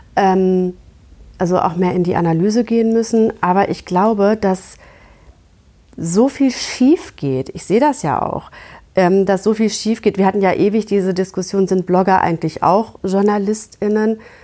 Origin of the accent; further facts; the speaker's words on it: Gütersloh, North Rhine-Westphalia, Germany; ich komme aus Gütersloh